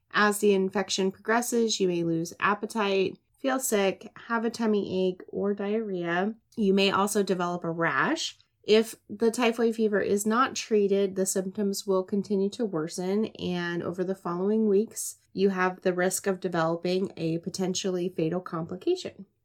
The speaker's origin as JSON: {"language": "English", "region": "the South", "country": "United States", "accent": "Southern", "said": "my Southern accent"}